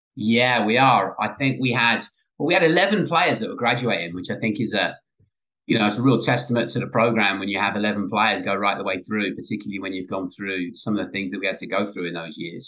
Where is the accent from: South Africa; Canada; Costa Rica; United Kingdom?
United Kingdom; England; now in United States; Growing up in England